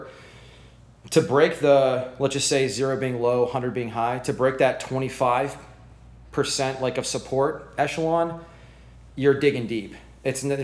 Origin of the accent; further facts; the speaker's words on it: Clearwater, Florida, United States; I'm from Clearwater, Florida, and I've been in real estate since 2004